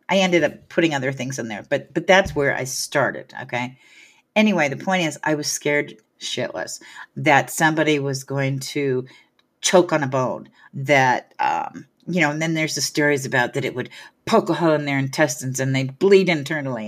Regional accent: Hayward, California, United States; also born or lived in San Francisco; my hometown in Hayward

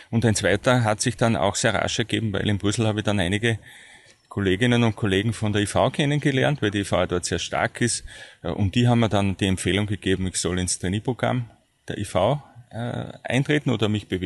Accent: Styria, Austria; nicht weit weg von meiner ursprünglichen Heimat, dem, dem Ausseerland. Und äh, dann ist es nach Graz gegangen

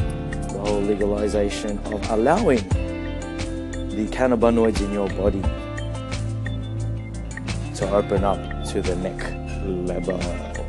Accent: Australia; random thoughts about being Filipino Australian

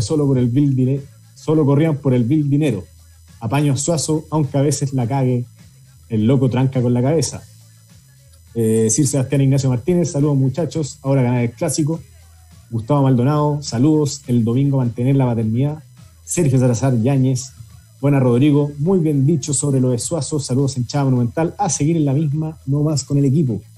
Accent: Chile

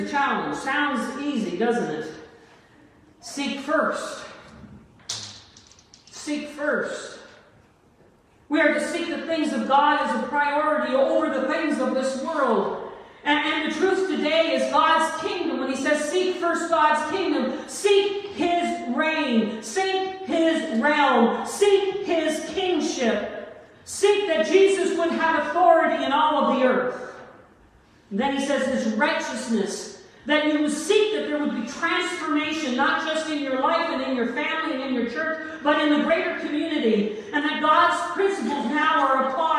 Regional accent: Canada; also born or lived in Italy; I am a Canadian and an Italian

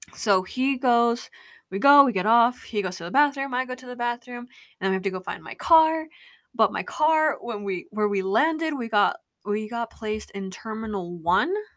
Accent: Utah, United States; I'm from Utah

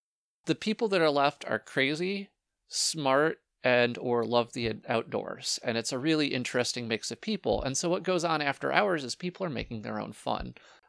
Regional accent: Walloon Lake, Michigan, United States; moved away as an adult; now in Houghton, United States; I'm from Walloon Lake.

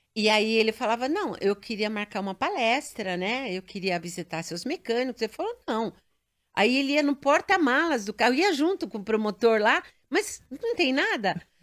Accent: São Paulo, Brazil; Eu nasci em São Paulo, paulistana.

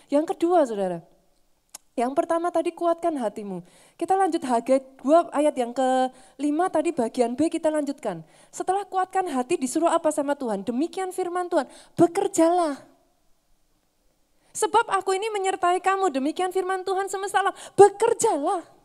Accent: Java, Indonesia; Sorry ya saudara, saya orang Jawa saudara.

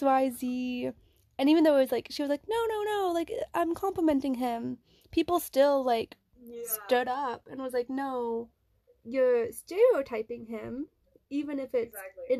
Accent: United States; now in Netherlands; when people find out I'm American

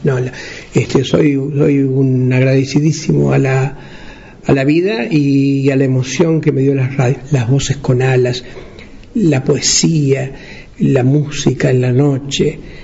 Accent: interior, Uruguay; En los pueblos del interior, de donde yo vengo

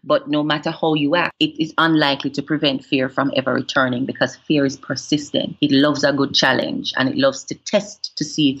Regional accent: Jamaica; already having an international public profile kind of compounds what I would have been exposed to as a Jamaican personality

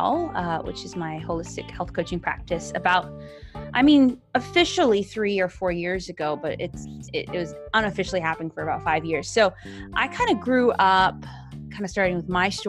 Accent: Cayman Islands; I'm from the Cayman Islands

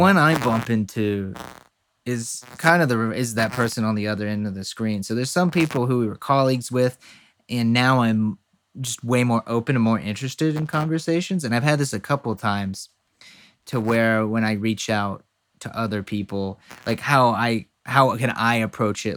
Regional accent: the South, United States; we're both from the South

